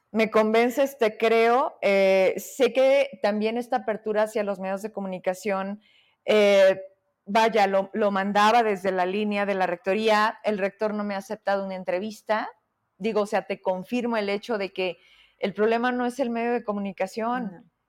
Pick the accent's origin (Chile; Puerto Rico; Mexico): Mexico; Fresnillo, Zacatecas; Te digo que yo sé que en algún momento nos habíamos visto fuera de una entrevista, porque además somos de Fresnillo